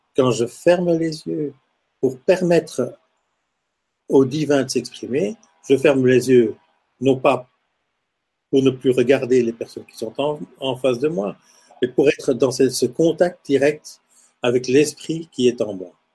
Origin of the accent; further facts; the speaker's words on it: Lubumbashi, Haut-Katanga, DR Congo; now in Belgium; Donc je suis né en Afrique, je suis né à Elisabethville, qui est devenue Lubumbashi aujourd'hui